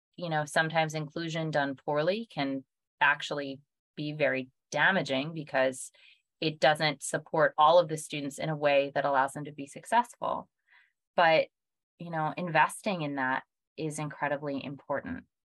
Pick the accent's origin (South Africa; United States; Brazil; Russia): United States; Pennsylvania; Pennsylvania, which is my home state